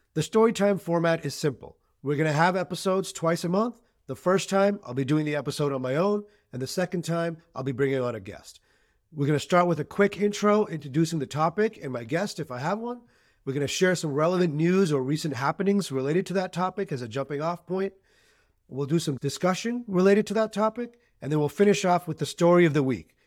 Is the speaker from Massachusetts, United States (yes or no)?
yes; Boston, Massachusetts, United States; also born or lived in Pakistan; I was born in Pakistan. but I've lived in Greater Boston my entire life